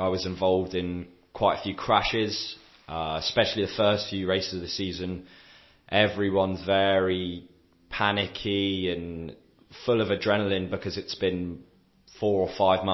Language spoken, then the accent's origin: English; England, United Kingdom; moved away as an adult; now in France; being an English person in France